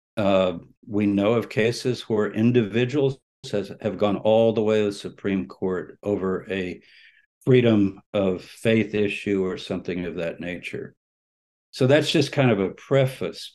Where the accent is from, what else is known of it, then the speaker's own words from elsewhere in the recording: San Antonio, Texas, United States; moved away; I was born in Texas. I was uh, first few years of my life lived in San Antonio my parents are native Texans